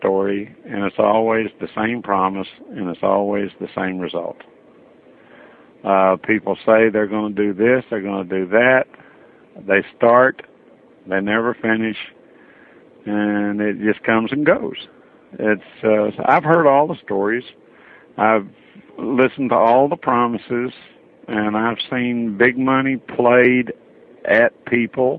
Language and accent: English; Metropolis, Illinois, United States; also born or lived in Florida; I was born and raised in Metropolis, Illinois.